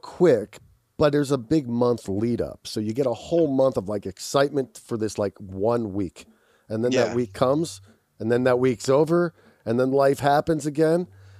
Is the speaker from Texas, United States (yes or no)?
no; Philadelphia, Pennsylvania, United States; now in Los Angeles, United States; I'm from Philadelphia.